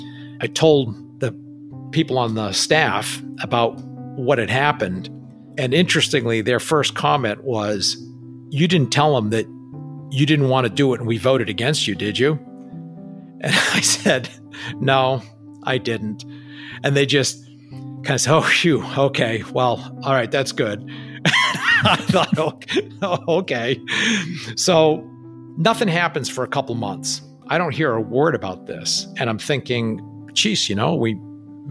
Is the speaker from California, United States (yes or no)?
no; New Hampshire, United States; moved away; basically grew up within a 30-mile or 60-mile radius of where I grew up in New Hampshire